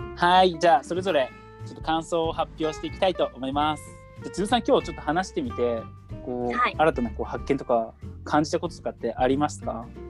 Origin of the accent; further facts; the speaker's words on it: Japan; 僕日本人